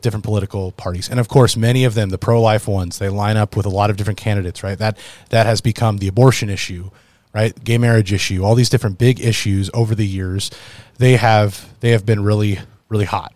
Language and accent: English; United States; especially as American citizens of the United States